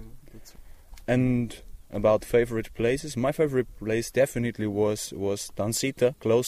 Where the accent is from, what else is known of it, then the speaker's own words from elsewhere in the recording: Austria; I'm from close to Vienna, Austria.